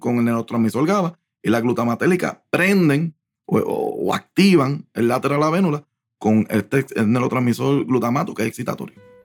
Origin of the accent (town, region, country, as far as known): Puerto Rico; moved away as an adult; also born or lived in New York